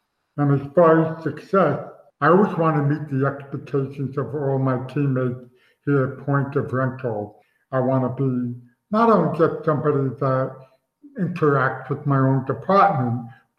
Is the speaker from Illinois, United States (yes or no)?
no; New York, United States; as I mentioned, I'm from New York area, so I don't like the Cowboys.